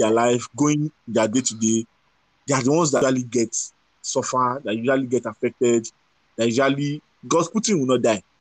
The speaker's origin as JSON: {"language": "English", "country": "Ukraine", "tie": "born or raised there", "second_language": "English", "said": "They just know that I was born in Ukraine. I go to school in Ukraine. I live and eat, and you know"}